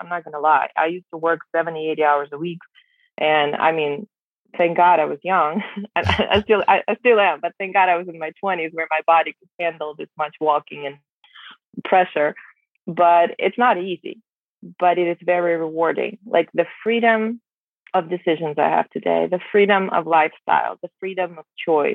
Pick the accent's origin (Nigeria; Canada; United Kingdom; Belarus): Belarus; English is a second language; moved away as an adult; now in United States; I was born and raised in Belarus